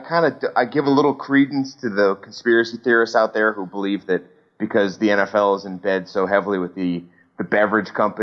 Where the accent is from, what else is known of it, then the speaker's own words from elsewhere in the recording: Erie, Pennsylvania, United States; now in Chicago, United States; I live in Chicago. I'm from Erie, PA.